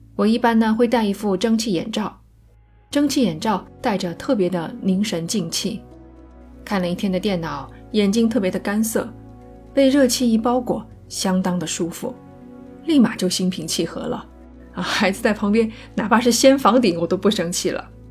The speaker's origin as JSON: {"language": "Chinese", "country": "China", "said": "我们中国人"}